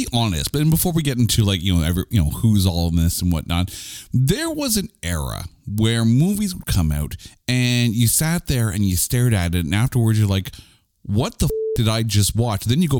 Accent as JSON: {"language": "English", "country": "Canada", "said": "we are Canadian idiots in a basement with a microphone"}